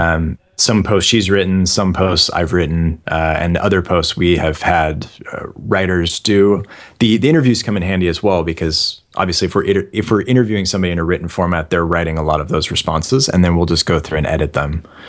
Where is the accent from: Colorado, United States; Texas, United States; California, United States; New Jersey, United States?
California, United States; San Francisco Bay Area; moved away; also born or lived in Sydney, Australia; I'm originally from the San Francisco Bay Area